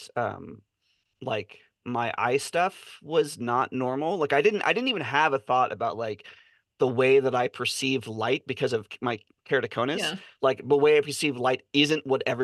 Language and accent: English; California, United States; moved away; living and growing up in California